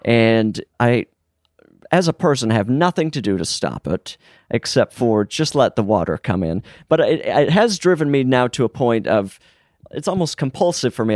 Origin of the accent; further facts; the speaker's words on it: Utah, United States; now in Los Angeles, United States; growing up in Utah, everyone had a basement